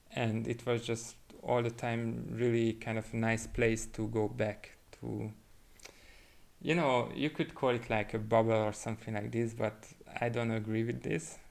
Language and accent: English; Budapest, Hungary; moved away as an adult; now in Barcelona, Spain; I'm originally from Hungary, mm-hmm. from Budapest. Uh, I came here to Spain eight years ago